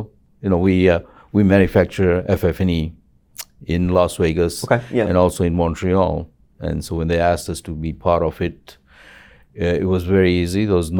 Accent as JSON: {"language": "English", "country": "Zambia", "moved": "yes", "lives_now": "Los Angeles, United States", "said": "And I came to Los Angeles from Zambia, from Africa, in 72, and got into the insurance industries in 76"}